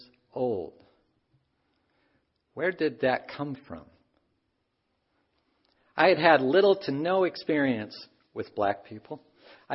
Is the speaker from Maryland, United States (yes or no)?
no; Cedar Rapids, Iowa, United States; born or raised there; also born or lived in Sioux Falls, South Dakota